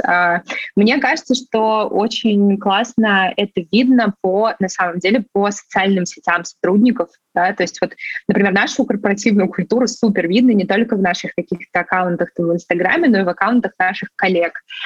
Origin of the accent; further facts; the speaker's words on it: Sochi, Krasnodar Krai, Russia; moved away; я вообще сама родом из Сочи